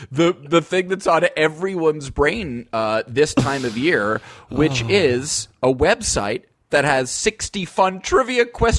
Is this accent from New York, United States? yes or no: yes; Voorheesville, New York, United States; moved away; my hometown Voorheesville friends